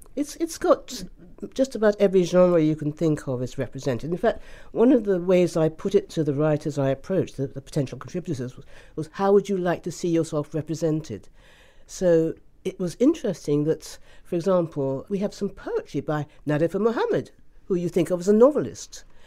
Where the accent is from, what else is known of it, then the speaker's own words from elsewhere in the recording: Ghana; I was born in Ghana